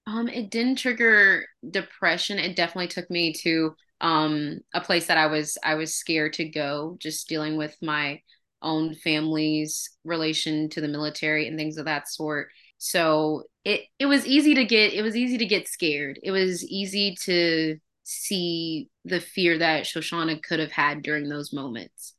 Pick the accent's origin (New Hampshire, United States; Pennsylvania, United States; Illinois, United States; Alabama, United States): Alabama, United States; moved away as an adult; also born or lived in Mississippi; now in California, United States; I'm originally from the South, um, Alabama